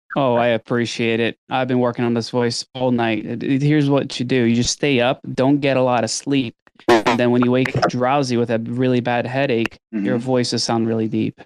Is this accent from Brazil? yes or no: yes; Brazil; moved away; growing up in Brazil